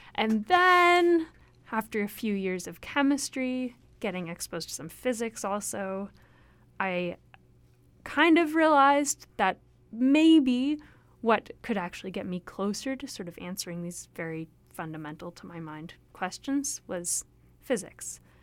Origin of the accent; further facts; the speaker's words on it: Toronto, Ontario, Canada; moved away as an adult; also born or lived in Hamilton / Alberta; now in Vancouver, Canada; I grew up in Toronto